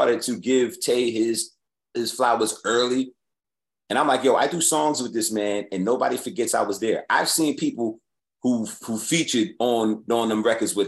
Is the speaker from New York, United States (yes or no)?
yes; New York City, New York, United States; when I was growing up in New York, I go to your neighborhood and battle you